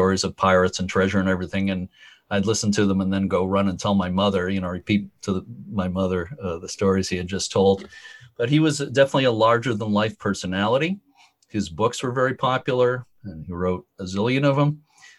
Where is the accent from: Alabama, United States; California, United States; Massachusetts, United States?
Massachusetts, United States; Lynn; I grew up in Lynn, Massachusetts, just north of Boston